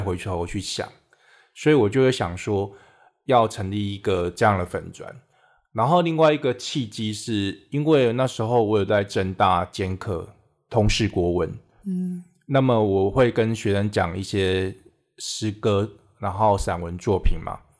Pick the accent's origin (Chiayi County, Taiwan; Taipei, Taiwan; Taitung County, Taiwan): Chiayi County, Taiwan; Minxiong; 小时候是住在嘉义县民雄乡，嗯哼。就是现在中正大学的附近，是。可是是半山腰里面